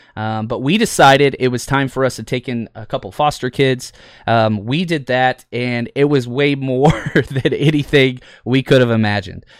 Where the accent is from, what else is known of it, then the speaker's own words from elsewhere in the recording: Fort Worth, Texas, United States; I was able to get into football at a very young age growing up in Texas